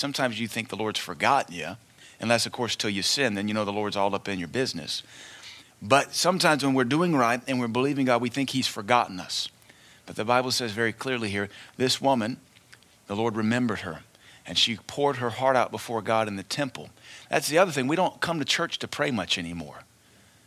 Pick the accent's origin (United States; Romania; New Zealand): United States